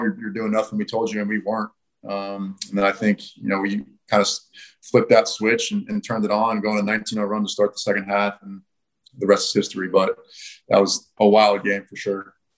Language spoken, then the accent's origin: English; United States; moved away as an adult; also born or lived in Notre Dame; now in Perth, Australia; being an American kid